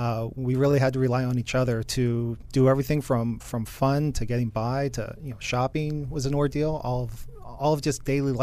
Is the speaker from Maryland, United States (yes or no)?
no; Altoona, Pennsylvania, United States; I was born and raised in Altoona, Pennsylvania, and went to college in Juniata, not far from it, in central Pennsylvania.